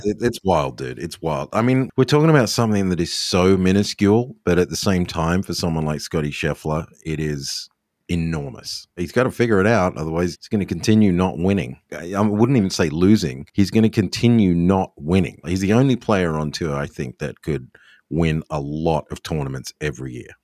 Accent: Australia; moved away; me being Australian

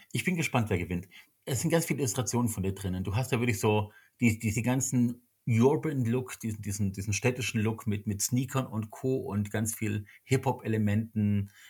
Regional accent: Stuttgart, Baden-Württemberg, Germany; born there; accent: Swabian; ich bin ja auch geboren in Stuttgarter, muss man dazu sagen. Uns beiden hört man es, glaube ich, gar nicht so sehr an. Also einen richtigen schwäbischen Slang haben wir ja nicht wirklich.

